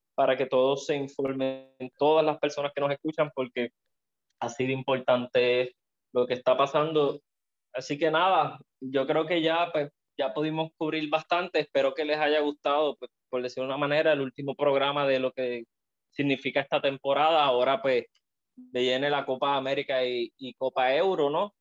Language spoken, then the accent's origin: Spanish; Puerto Rico; nosotros que somos boricuas, que estamos viéndolo desde acá